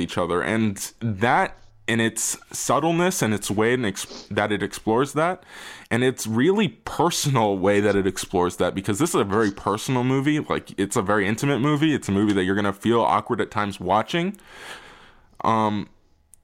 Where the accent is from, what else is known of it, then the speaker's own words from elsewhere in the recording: United States; we are American